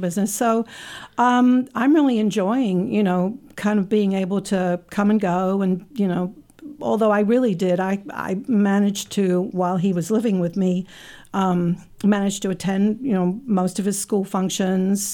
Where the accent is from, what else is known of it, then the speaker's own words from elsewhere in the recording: England, United Kingdom; now in Saint Louis, United States; I was born in England.